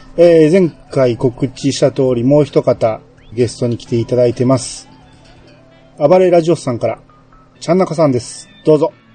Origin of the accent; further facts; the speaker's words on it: Kansai, Japan; これ関西人やから